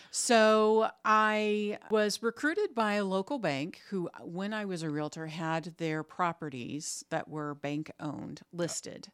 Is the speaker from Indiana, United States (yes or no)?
yes; Crawfordsville, Indiana, United States; my bank was based in Crawfordsville, which is my hometown